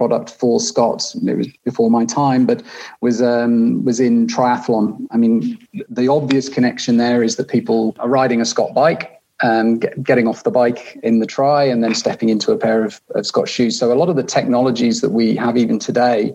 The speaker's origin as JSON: {"language": "English", "region": "North Wales", "country": "United Kingdom", "tie": "born or raised there", "moved": "as an adult", "lives_now": "Switzerland", "said": "I was based still in the UK, where I'm from. I grew up in North Wales."}